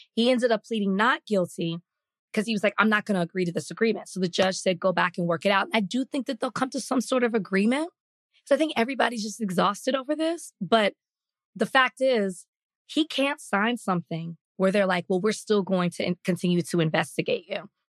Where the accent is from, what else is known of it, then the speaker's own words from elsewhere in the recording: Dallas, Texas, United States; the district that I grew up in in Dallas